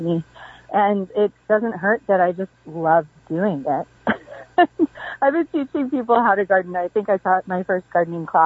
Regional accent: Pacific Northwest, United States; moved away as an adult; now in Southern Appalachia, United States; I was raised in the Pacific Northwest

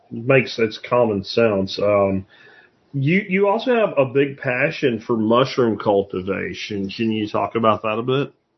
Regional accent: Pennsylvania, United States; now in Fort Worth, United States; I grew up in Pennsylvania

